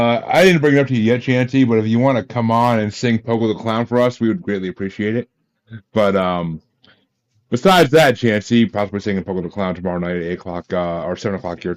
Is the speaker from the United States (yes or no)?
yes; New York, United States; I grew up in New York. I grew up in New York.